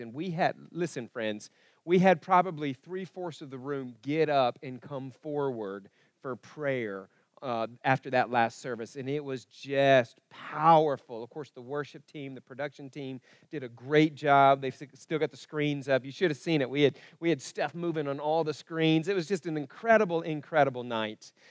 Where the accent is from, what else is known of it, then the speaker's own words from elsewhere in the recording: Broken Arrow, Oklahoma, United States; also born or lived in Kansas; where I was growing up in Broken Arrow